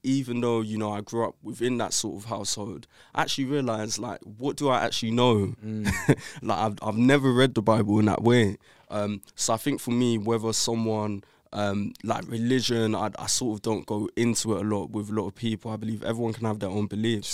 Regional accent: London, United Kingdom; I grew up in Brixton, South London

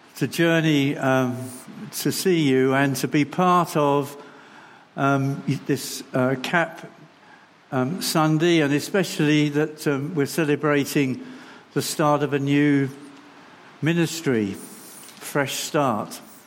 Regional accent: London, United Kingdom; moved away; also born or lived in Bingley; I come from London

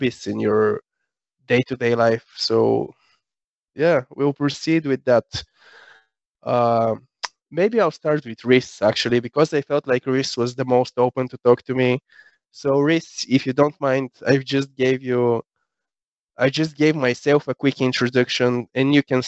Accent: Sofia, Sofia City, Bulgaria; I was born and raised in Sofia, Bulgaria.

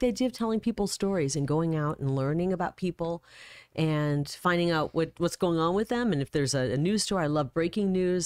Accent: Iowa, United States; also born or lived in Illinois; now in Arizona, United States; I grew up in Iowa, um, pretty much born and raised there.

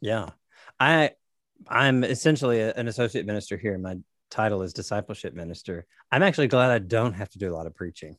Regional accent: Nashville, Tennessee, United States; now in Corpus Christi, United States; I'm from Nashville, Tennessee, currently living in Corpus Christi, Texas

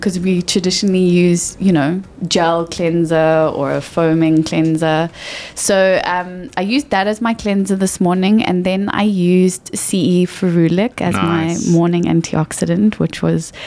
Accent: Johannesburg, Gauteng, South Africa; now in Cape Town, South Africa; I'm from Johannesburg

